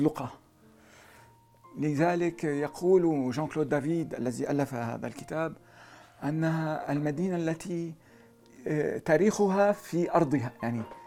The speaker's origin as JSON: {"language": "Arabic", "town": "Aleppo", "region": "Aleppo Governorate", "country": "Syria", "moved": "yes", "lives_now": "Paris, France", "said": "أنا أنا ارتبطت بحلب أكثر من كوني حلبي"}